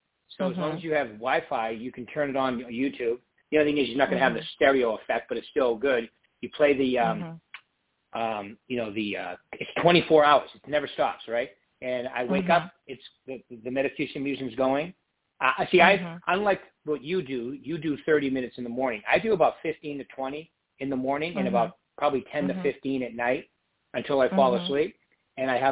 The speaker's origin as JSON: {"language": "English", "area": "right outside of Boston", "region": "Massachusetts", "country": "United States", "moved": "yes", "said": "I'm from the East Coast. I'm from right outside of Boston"}